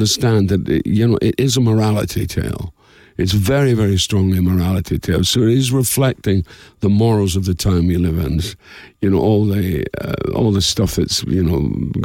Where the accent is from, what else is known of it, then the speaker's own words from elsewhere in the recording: Dundee, Scotland, United Kingdom; somewhere called Dundee, Scotland. I said, that's my hometown.